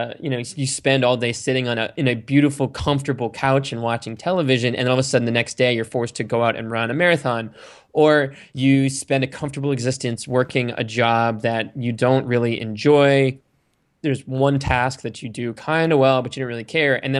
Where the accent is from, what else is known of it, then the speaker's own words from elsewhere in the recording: Sandwich, Massachusetts, United States; I grew up in Cape Cod, Massachusetts, in a town called Sandwich